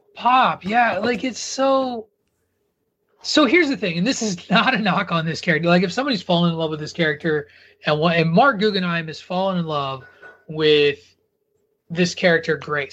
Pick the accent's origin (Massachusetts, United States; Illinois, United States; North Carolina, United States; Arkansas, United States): Illinois, United States; rural; I grew up in rural Illinois.